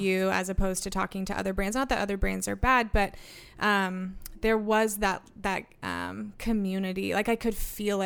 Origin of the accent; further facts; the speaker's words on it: Southern Oregon, United States; Southern Oregon